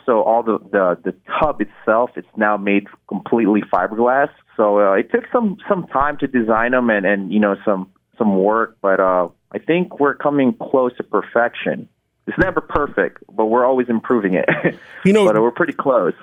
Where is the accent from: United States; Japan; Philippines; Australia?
Philippines; moved away; I was born in Philippines. Growing up, our common modes of transportation is our motorcycle sidecar in Philippines